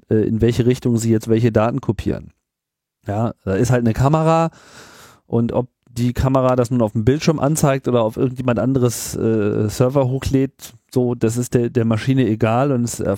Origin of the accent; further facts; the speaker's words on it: United Kingdom; ich, bin ja Brite